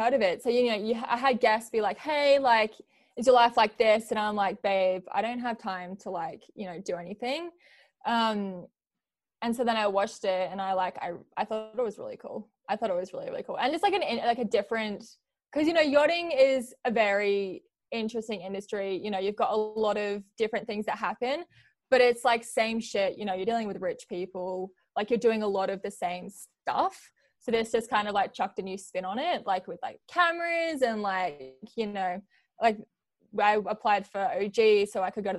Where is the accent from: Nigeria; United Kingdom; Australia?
Australia; also born or lived in New Zealand; So I was born in New Zealand and I lived here until I was 4. And then we moved to Australia and I grew up in Australia ever since.